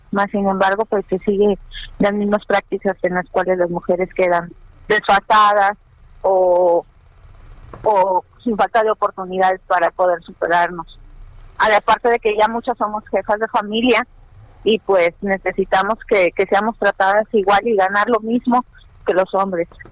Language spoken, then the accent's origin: Spanish; Mexico; somos mexicanos